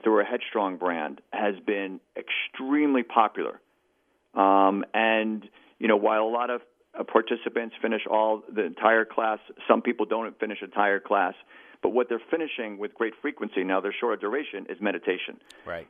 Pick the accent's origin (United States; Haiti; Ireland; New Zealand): United States; New York City, New York; as a New Yorker